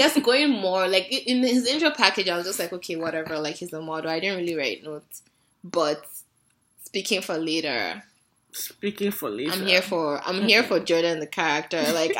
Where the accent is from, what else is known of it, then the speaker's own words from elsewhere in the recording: Nigeria; we're Nigerian.